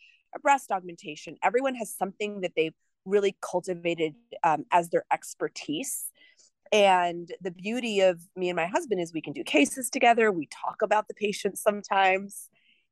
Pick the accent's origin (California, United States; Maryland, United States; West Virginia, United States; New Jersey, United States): New Jersey, United States; moved away as an adult; also born or lived in Rhode Island / New York; now in Houston, United States; I'm from New Jersey